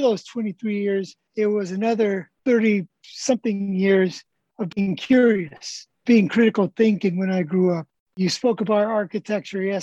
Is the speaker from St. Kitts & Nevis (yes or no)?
no; Tijuana, Baja California, Mexico; I grew up in Tijuana Country Club